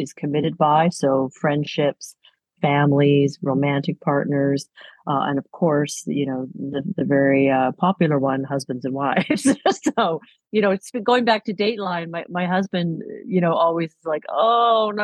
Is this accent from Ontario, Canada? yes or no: yes; Toronto, Ontario, Canada; I grew up in Toronto